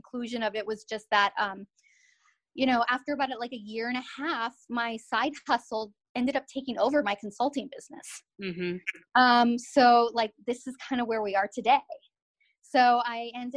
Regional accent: Southern California, United States; moved away as an adult; now in Massachusetts, United States; a Southern California girl

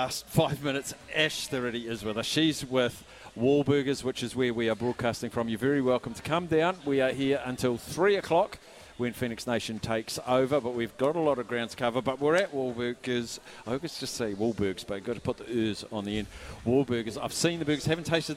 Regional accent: New Zealand; I'm a Kiwi

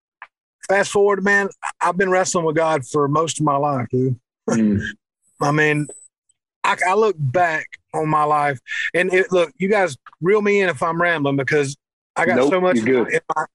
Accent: Spartanburg, South Carolina, United States; I was born in Spartanburg, South Carolina, and lost my mom at an early age.

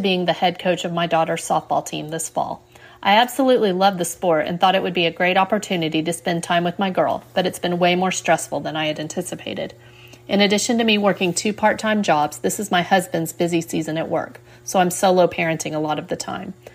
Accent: Texas, United States; I'm from Texas

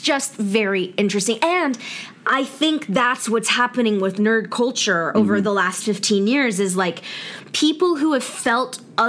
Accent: Alpharetta, Georgia, United States; The boys in growing up in Alpharetta, Georgia in the South

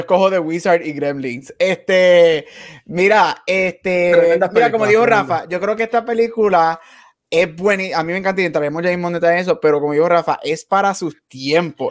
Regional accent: Puerto Rico; Nosotros somos obviamente nacidos y criados en Puerto Rico

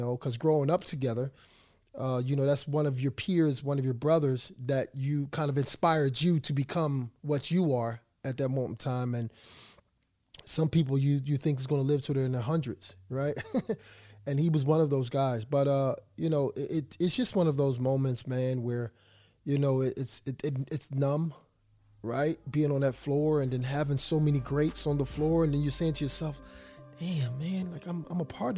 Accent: Philadelphia, Pennsylvania, United States; I'm from Philadelphia

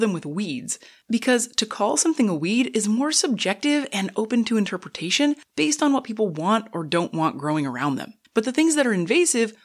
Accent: Napa, California, United States; I grew up in Napa

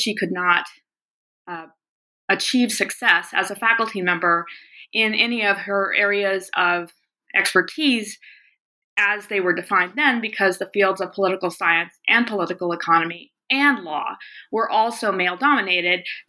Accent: the South, United States; also born or lived in the West; now in Montana, United States; I grew up largely in the South, but also in the West, which is where I now live and teach at the University of Montana

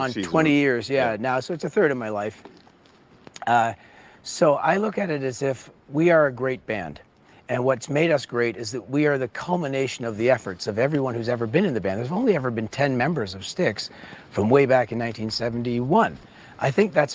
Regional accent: Canada; I'm Canadian

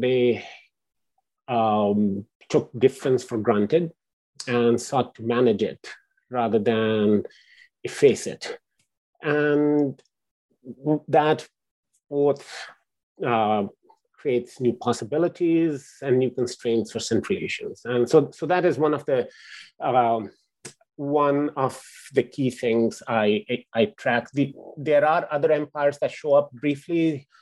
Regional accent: Lahore, Punjab, Pakistan; moved away; I grew up in Pakistan

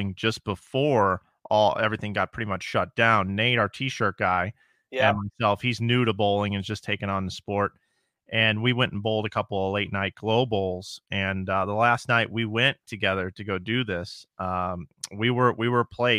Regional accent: Missouri, United States; moved away; my home state of Missouri. I don't live there now

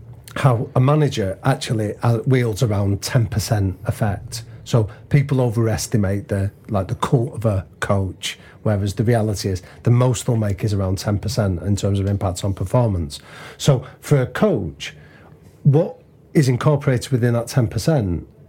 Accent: Liverpool, North West England, United Kingdom; I'm Liverpool first, then I'm English.

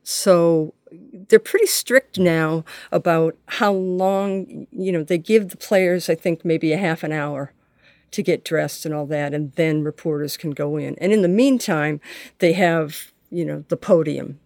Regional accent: Boston, Massachusetts, United States; I grew up in the Boston area

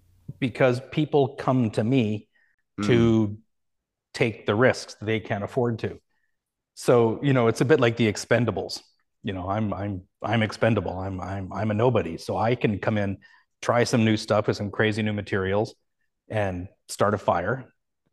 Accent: Canada; And I maybe that's just part of being Canadian, but you know, I just don't see it that way.

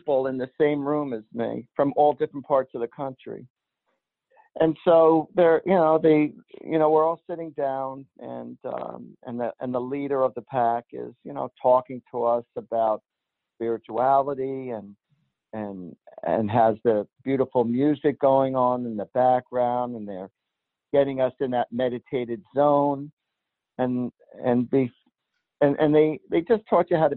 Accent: New Jersey, United States; I was born and raised in New Jersey

